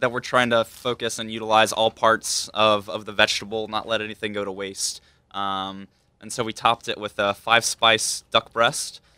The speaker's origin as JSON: {"language": "English", "town": "Hickory", "region": "North Carolina", "country": "United States", "tie": "born or raised there", "accent": "southern", "moved": "yes", "said": "I grew up in Hickory, North Carolina"}